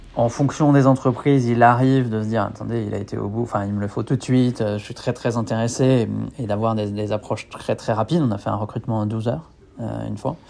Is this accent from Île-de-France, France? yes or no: no; Niort, Nouvelle-Aquitaine, France; moved away as an adult; now in Lyon, France; je suis originaire de, l'ouest de la France, de la ville de Niort